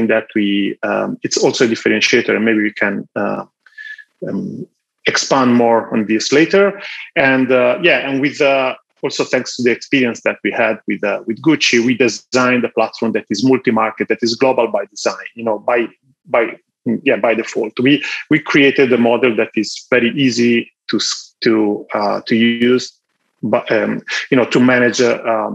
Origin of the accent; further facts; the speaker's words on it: Florence, Tuscany, Italy; So I'm Italian. I was born in Florence and I graduated in Florence